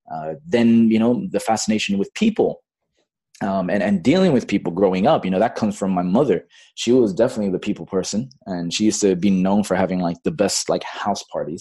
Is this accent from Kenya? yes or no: no; Bangladesh; also born or lived in Fiji; now in Los Angeles, United States; I've got an Australian citizenship, even though I was born in Fiji. But then I grew up most of my formative years in Bangladesh at an American international school.